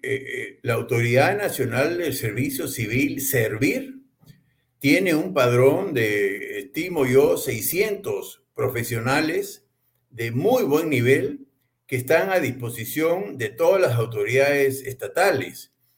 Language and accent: Spanish; Peru; como peruano